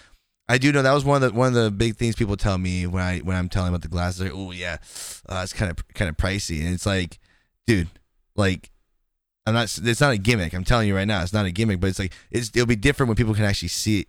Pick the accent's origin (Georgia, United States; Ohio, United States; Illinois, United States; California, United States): California, United States; I'm from California, and I've been to Atlanta to DreamHack